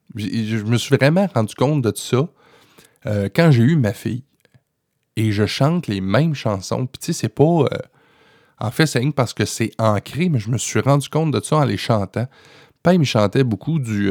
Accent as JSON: {"language": "French", "region": "Quebec", "country": "Canada", "said": "chez nous au Québec"}